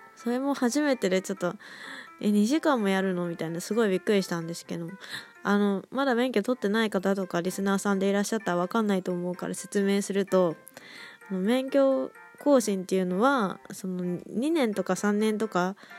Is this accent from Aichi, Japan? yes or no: yes; Aichi, Japan; moved away as an adult; now in Kanagawa, Japan; まだ上京してなくて大学生で地元のね愛知県の方で